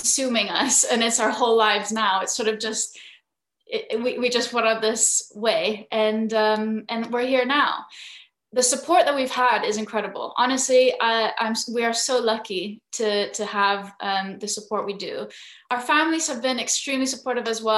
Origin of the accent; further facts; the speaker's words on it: Philippines; moved away; So I'm half Filipino, half Scottish. And growing up in the Philippines